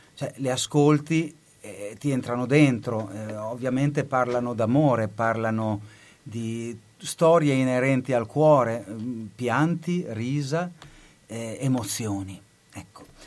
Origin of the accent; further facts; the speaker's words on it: Bologna, Emilia-Romagna, Italy; moved away as an adult; also born or lived in United States; Io sono nato a Bologna, nato e cresciuto dentro le mura, quartiere Marconi